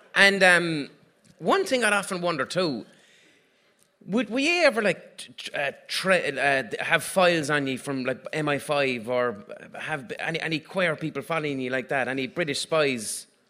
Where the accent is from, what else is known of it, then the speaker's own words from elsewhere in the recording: Limerick, Munster, Ireland; I'm from Limerick